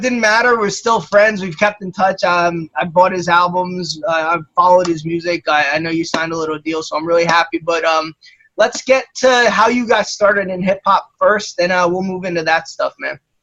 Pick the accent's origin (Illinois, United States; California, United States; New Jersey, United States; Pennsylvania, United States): New Jersey, United States; I was from New Jersey.